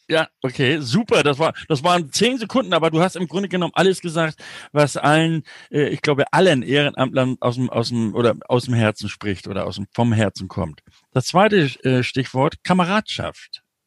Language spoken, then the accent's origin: German; Northern Germany, Germany; ich bin ja das, das, das typische Nordlicht